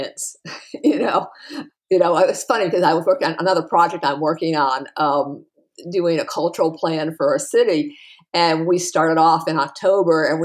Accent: New England, United States; I was raised in New England too

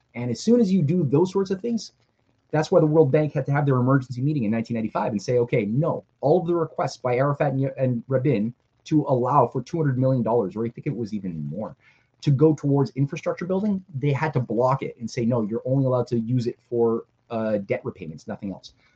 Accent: Canada; I'm a Canadian writer.

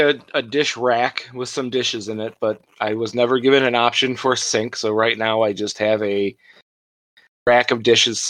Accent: Gurnee, Illinois, United States; I grew up in Gurnee, Illinois, home of Six Flags Great America

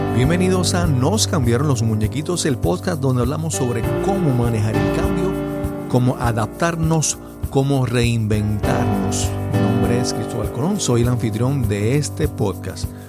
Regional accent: Yabucoa, Puerto Rico; moved away; en mi pueblo allá en Yabucoa

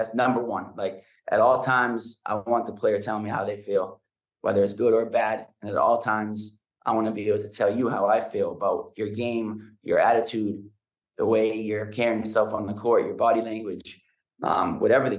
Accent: New Hampshire, United States; moved away; It's the community where I grew up. It's every day growing up in New Hampshire

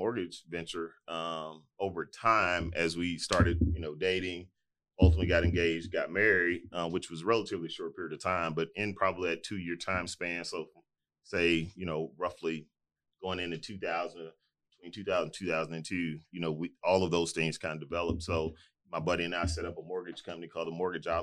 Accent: Houston, Texas, United States; So we ultimately moved to our house that we moved in that I grew up in Fifth Ward

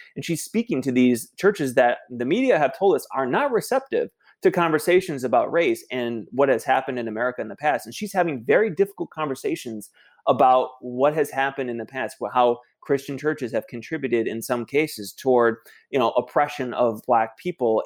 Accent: Michigan, United States; my hometown in Michigan

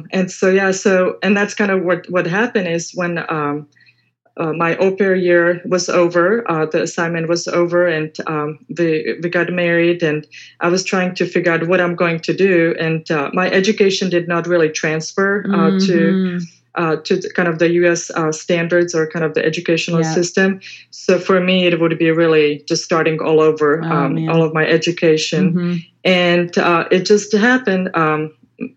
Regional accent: Czechia; moved away as an adult; now in Houston, United States; back in the Czech Republic, the education system was a little different. So basically at age 14, 15, I had to decide who I wanted to be. And so because I wanted to be a pediatric nurse, the school was kind of a far away from my hometown

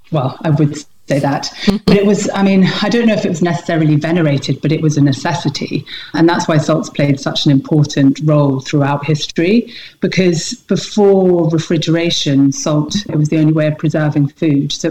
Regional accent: Scotland, United Kingdom; also born or lived in England / Nepal / Canada / Suffolk; spent most of my childhood growing up in Scotland, but I was born down in England. We lived all over. I lived in Nepal for 5 years.

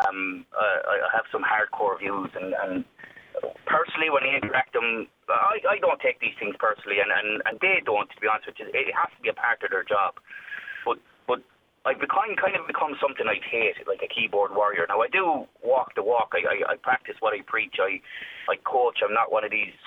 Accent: Kilkenny, Leinster, Ireland; We're from Loch Boy. You know, when we grew up in Loch

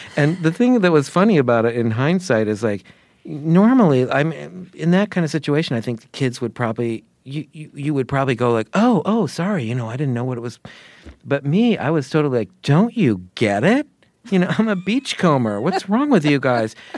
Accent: Sarasota, Florida, United States; my hometown, Sarasota, Florida

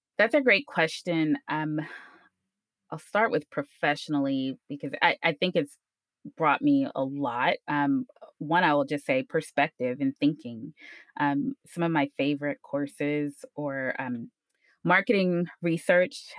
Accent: Houston, Texas, United States; also born or lived in Ames, Iowa; I'm from Houston, eh, born and bred here, you know, all throughout high school

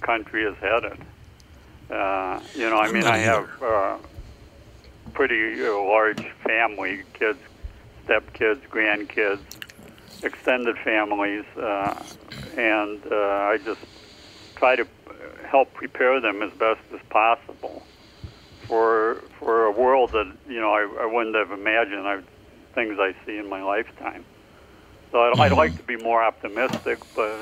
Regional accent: Prairie du Chien, Wisconsin, United States; moved away as an adult; now in California, United States; I was born just downriver in Prairie du Chien

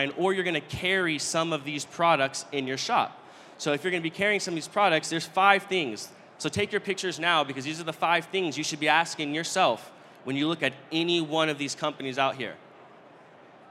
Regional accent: Northern California, United States; I'm from Northern California

